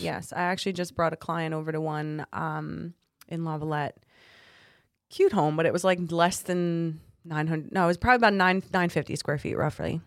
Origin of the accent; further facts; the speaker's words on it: Toms River, New Jersey, United States; now in Beachwood, United States; grew up in Tom's River